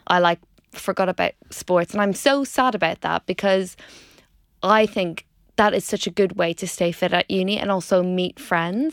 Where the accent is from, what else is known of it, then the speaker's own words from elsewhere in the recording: Dundalk, Leinster, Ireland; moved away as an adult; also born or lived in Pontypridd, Wales; if you haven't already guessed from the accent, I grew up in Ireland in a place called Dundalk